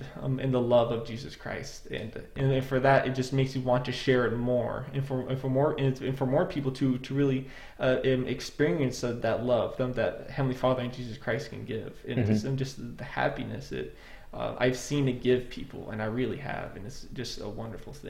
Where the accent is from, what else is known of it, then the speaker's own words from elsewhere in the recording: Idaho, United States; moved away as an adult; I am from Idaho, and there are a lot more church members in that region